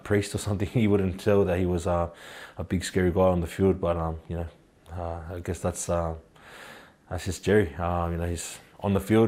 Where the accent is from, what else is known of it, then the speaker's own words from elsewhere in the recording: Queensland, Australia; also born or lived in New Zealand; I was born in Queensland